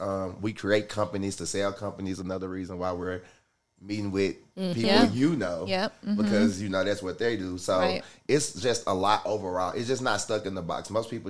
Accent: Memphis, Tennessee, United States; now in Colorado Springs, United States; I'm from Tennessee. Tennessee. I'm from Memphis.

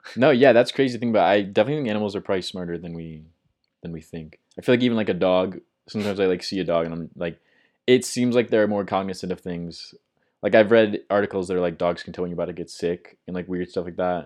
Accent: Midwest, United States; I'm from the Midwest, so we had, like, Sears

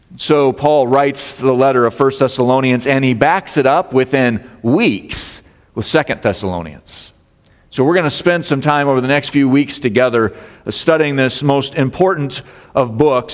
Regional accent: Colorado, United States; now in Michigan, United States; I grew up in Colorado

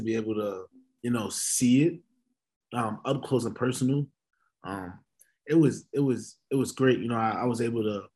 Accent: New York City, New York, United States; I was born in New York City, raised there, Harlem, New York

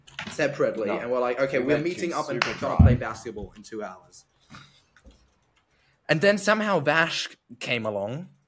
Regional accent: Austria; moved away; I'm from Austria

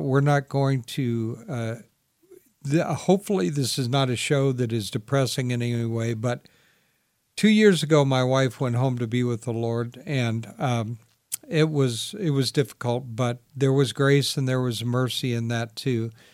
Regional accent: Sacramento, California, United States; I grew up in Sacramento

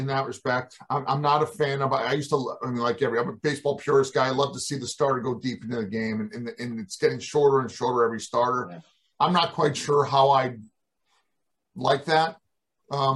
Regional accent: Western Massachusetts, United States; I'm a kid from Western Massachusetts

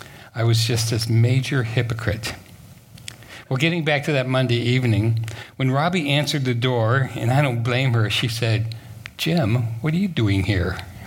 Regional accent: Japan; born there; And I, being half Japanese, I was born in Japan, I brought my camera, right?

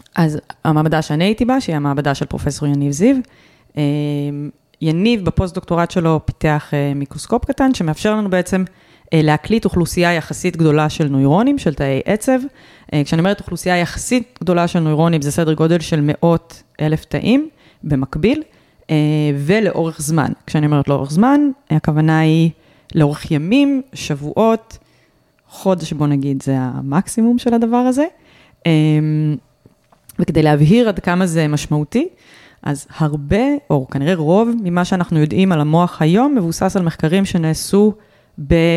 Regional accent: Rehovot, Central District, Israel; אני נולדתי ברחובות

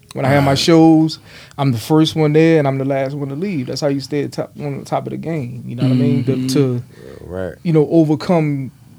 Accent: Philadelphia, Pennsylvania, United States; I'm from a little bit of everywhere, but if I was going to claim somewhere, I would say South Philly, because I spent most of my life in South Philly.

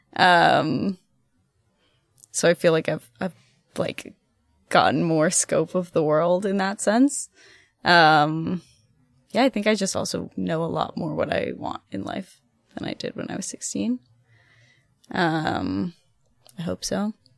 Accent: Ohio, United States; moved away as an adult; also born or lived in Athens, Ohio / Germany; now in Boston, United States; I'm from Ohio. Uh, I'm a Midwestern girl at heart

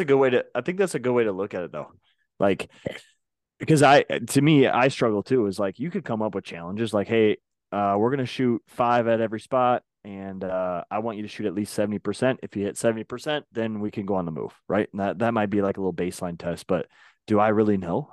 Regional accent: Minnesota, United States; I grew up in Minnesota

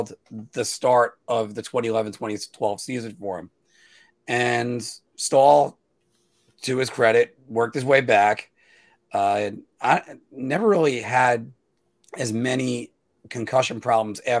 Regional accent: United States; I'm American

